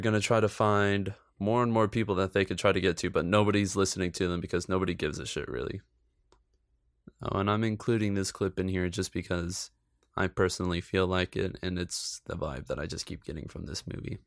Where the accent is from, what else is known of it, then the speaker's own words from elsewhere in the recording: United States; I'm American